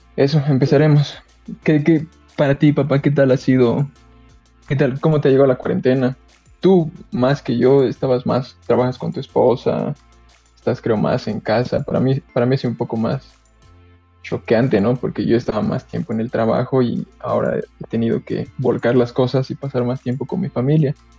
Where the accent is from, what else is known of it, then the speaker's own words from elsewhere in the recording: Cochabamba, Bolivia; yo soy bien cochalo